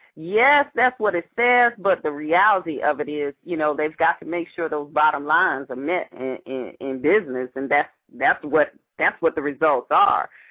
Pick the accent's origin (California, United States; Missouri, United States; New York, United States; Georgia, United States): Georgia, United States; Atlanta; that's my hometown there.